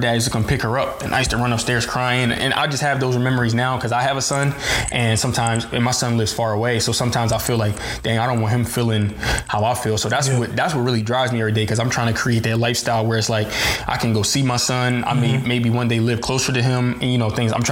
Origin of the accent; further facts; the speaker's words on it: Delaware, United States; also born or lived in Philadelphia, Pennsylvania; I was born in Philly. Delaware. I came here when I was like middle school